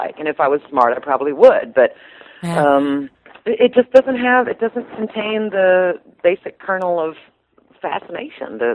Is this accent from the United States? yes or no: yes; Strawberry Point, Iowa, United States; also born or lived in Manchester, Iowa; I'm from near Manchester, but I grew up near Strawberry Point, on a farm near Strawberry Point, Iowa.